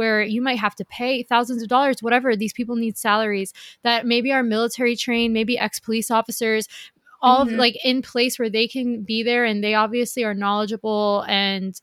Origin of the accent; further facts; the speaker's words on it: the South, United States; I grew up in the South